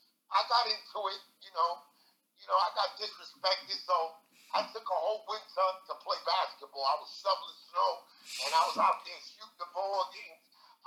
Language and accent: English; New York City, New York, United States; I was born in Long Island City, Queens, Queens Bridge Project.